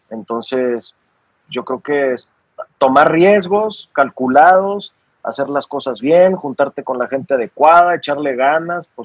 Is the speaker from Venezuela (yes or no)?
no; Aguascalientes, Mexico; born there; yo soy de. Yo soy, yo nací en, Aguascalientes